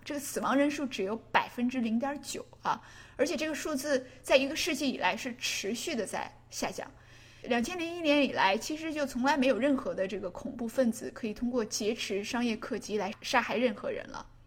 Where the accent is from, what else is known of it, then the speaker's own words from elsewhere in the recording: China; 我们中国